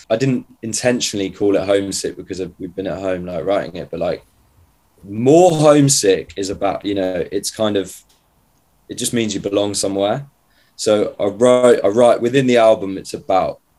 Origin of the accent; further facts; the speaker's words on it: just outside Grantham, Lincolnshire, East Midlands, United Kingdom; moved away; I'm from a place just outside Grantham.